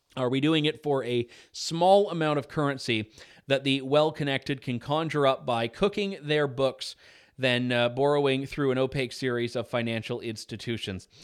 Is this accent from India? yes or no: no; Canada; I'm Canadian, I record my show in Canada